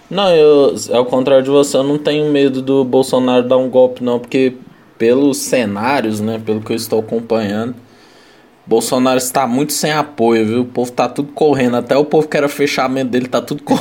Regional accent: Brazil; Mas enfim, vamos aí, a gente é brasileiro, não desiste nunca.

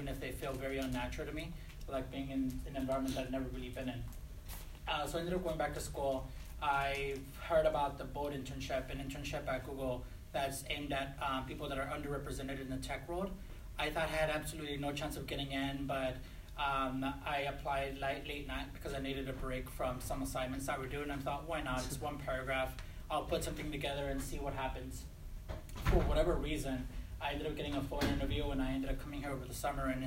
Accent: Los Angeles, California, United States; moved away as an adult; also born or lived in Bay Area, California; I grew up in Los Angeles. I spent my entire life there up until college

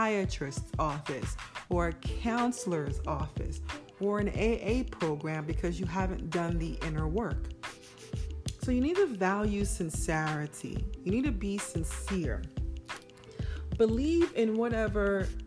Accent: Nigeria; me being Nigerian

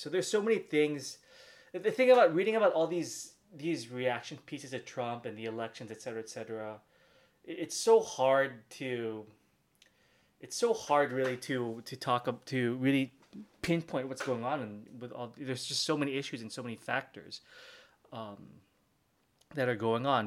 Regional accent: Philippines; I'm from the Philippines.

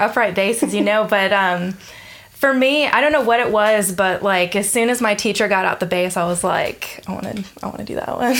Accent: Atlanta, Georgia, United States; moved away as an adult; also born or lived in Denton, Texas / Austin, Texas; now in Melbourne, Australia; I was born in Atlanta, Georgia, in the U.S.

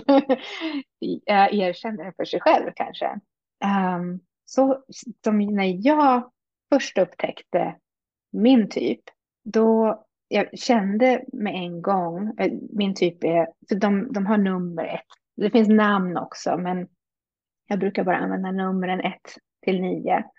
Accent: Hälsingland, Gävleborg County, Sweden; moved away as an adult; also born or lived in Stockholm / Uppsala / France; now in Canada; jag är född i Stockholm växte mest upp i Hälsingland med min mamma

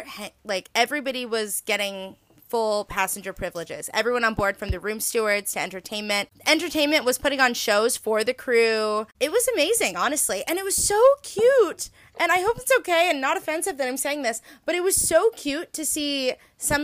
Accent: United States; as an American

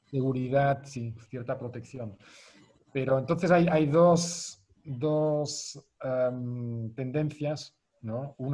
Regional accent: Zurich, Switzerland; Spanish is a second language; Yo me crié en Zurichberg, que está a 200 metros más alto que el centro de la ciudad de Zurich

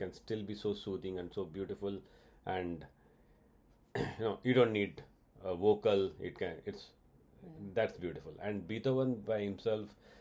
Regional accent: India; I'm an Indian

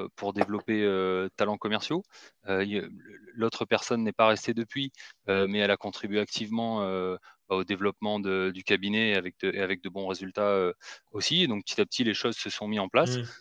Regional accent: Marseille, Provence-Alpes-Côte d'Azur, France; moved away as an adult; also born or lived in Paris; je suis originaire de Marseille. j'y ai grandi, hein, jusqu'au bac.

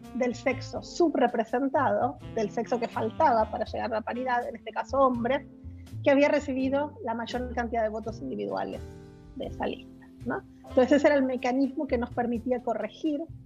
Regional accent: Argentina; moved away as an adult; also born or lived in United States; now in Chile; yo soy argentina de origen

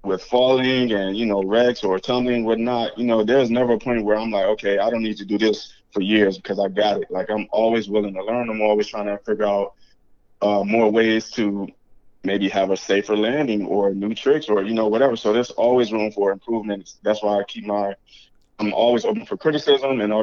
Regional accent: Detroit, Michigan, United States; now in Orlando, United States; I'm from Detroit, Michigan, currently residing in Orlando, Florida.

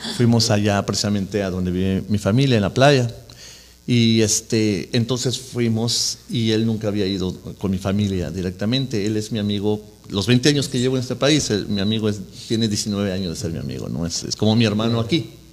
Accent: Mexico City, Mexico; moved away as an adult; now in Orange County, United States; yo soy de la Ciudad de México y le voy a Cruz Azul

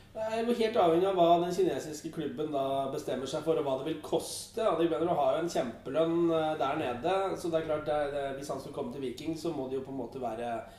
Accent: Eastern Norway, Norway; som østlending

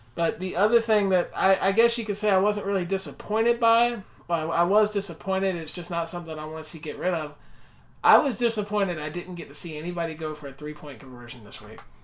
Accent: Florida, United States; growing up in Florida, big S E C fan

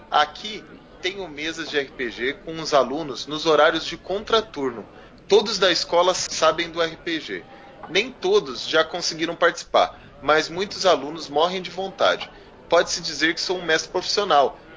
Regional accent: Londrina, Paraná, Brazil; Galera, nós somos de Londrina, hein? Muita gente encontra a gente e não sabe que a gente é aqui de Londrina.

